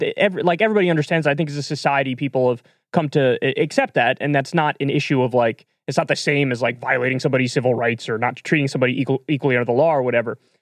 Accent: New York, United States; moved away; I grew up in New York

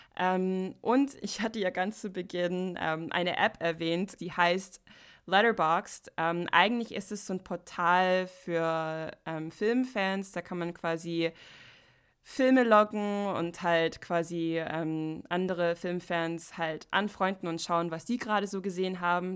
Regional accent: United States; German is a second language; moved away; ich komme aus Amerika

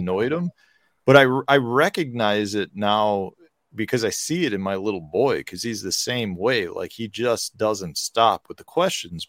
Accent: Chicago, Illinois, United States; growing up in Chicago, Al Capone's a big thing in Chi, in Chicago

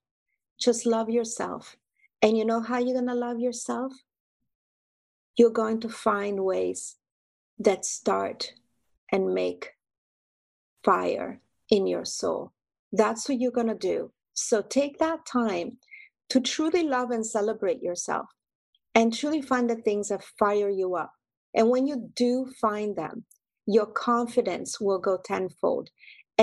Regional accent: Greece; moved away; my mom, my family roots, my royal blood, growing up in Greece

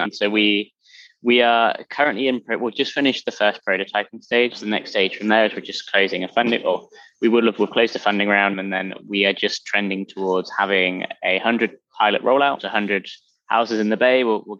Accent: London, United Kingdom; now in United States; Originally from London. Yeah, I don't quite merge with the American. Although apparently it's softened over time as I've been in the US, but who knows?

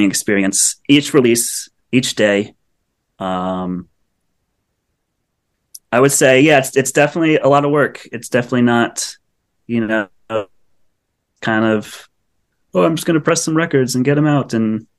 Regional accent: Northeast, United States; accent: Northeast twang; now in Los Angeles, United States; growing up in the Northeast and in the whole jam band world in high school

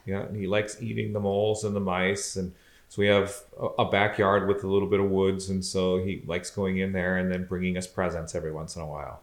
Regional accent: Southeast Michigan, United States; moved away as an adult; also born or lived in Austria; now in Wisconsin, United States; I was born and raised in Southeast Michigan.

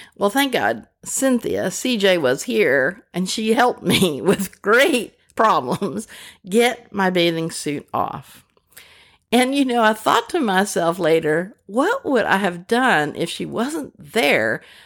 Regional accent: Pennsylvania, United States; also born or lived in Rochester, New York / Pasadena, California; now in Arkansas, United States; I was born in Pennsylvania, which is why the Southerners here in Arkansas, where I live, say that I don't sound quite right.

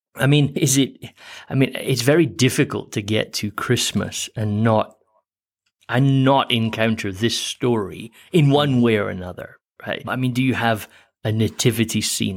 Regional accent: Scotland, United Kingdom; I grew up in Protestant Scotland

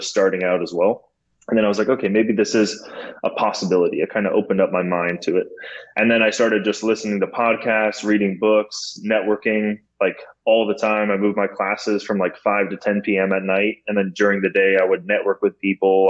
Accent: San Francisco, California, United States; moved away as an adult; now in Los Angeles, United States; I grew up in San Francisco

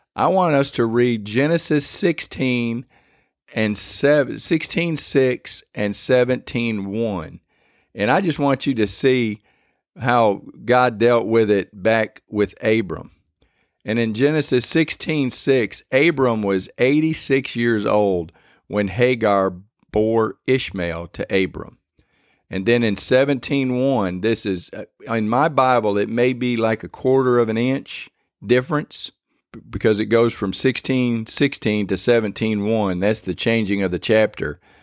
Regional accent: Michigan, United States; now in Louisiana, United States; I was born and raised up in Michigan

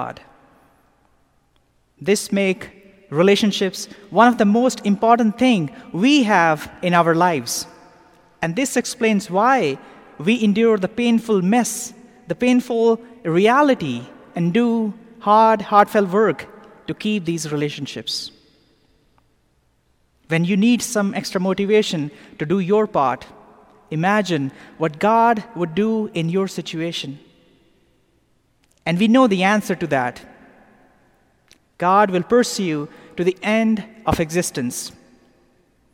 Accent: Pakistan; now in Atlanta, United States; Growing up in Pakistan

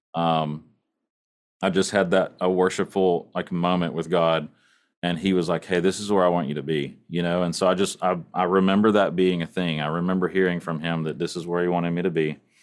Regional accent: East Texas, United States; I grew up in East Texas

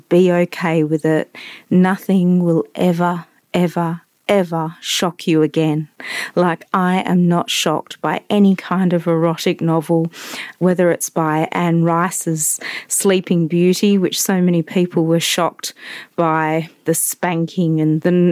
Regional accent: Western Australia, Australia; I am an Aussie, a West Australian

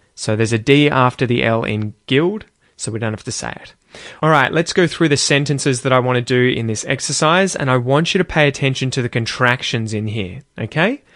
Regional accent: Australia; as an Aussie.

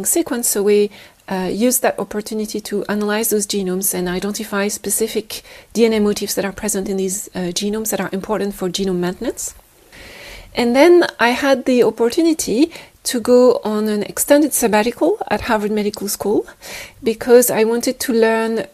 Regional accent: France; moved away as an adult; also born or lived in Oxford, United Kingdom; now in Edinburgh, United Kingdom; I was born and raised in France, although my father is from Tunisia

